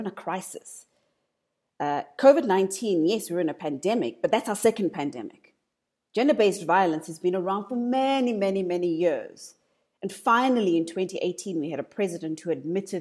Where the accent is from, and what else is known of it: South Africa